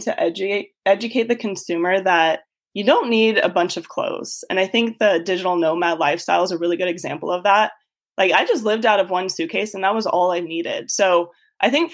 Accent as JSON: {"language": "English", "town": "Tucson", "region": "Arizona", "country": "United States", "tie": "born or raised there", "also_born_or_lived": "Austin, Texas", "moved": "as an adult", "said": "I grew up in Tucson, Arizona, and I went to school out there"}